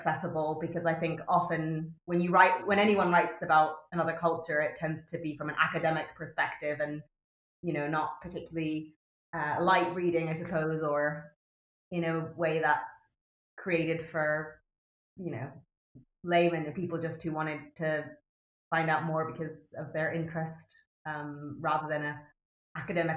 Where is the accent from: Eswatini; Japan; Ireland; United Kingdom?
Japan; I'm half English, but I speak Japanese. I grew up with the culture